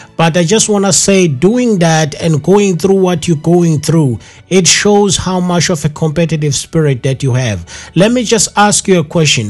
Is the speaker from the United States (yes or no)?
no; KwaZulu-Natal, South Africa; Growing up in KwaZulu Natal, unfortunately, they don't emphasize all these languages